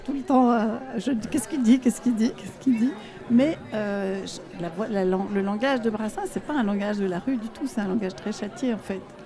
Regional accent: Egypt; now in France; dans mon pays à moi, quand j'étais enfant en Égypte

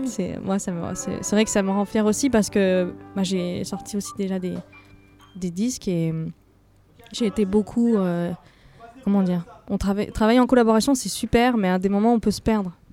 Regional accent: Cannes, Provence-Alpes-Côte d'Azur, France; moved away as an adult; now in Paris, France; je suis euh, originaire du sud de la France, exactement de Cannes

